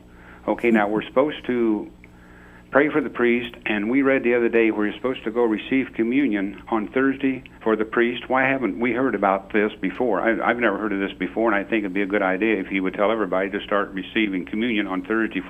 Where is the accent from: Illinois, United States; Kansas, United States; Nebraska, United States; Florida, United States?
Illinois, United States